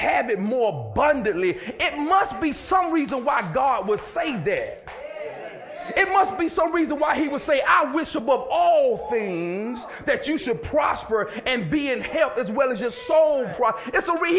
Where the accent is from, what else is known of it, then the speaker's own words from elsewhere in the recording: Villa Rica, Georgia, United States; Sandwich, but I mean sandwich in the country. I'm from Villarica.